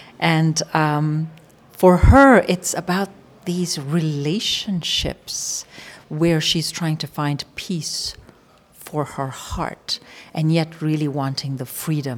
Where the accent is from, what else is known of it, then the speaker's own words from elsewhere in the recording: Nairobi, Kenya; I actually was born and raised in Nairobi, and I remember growing up with racism, fear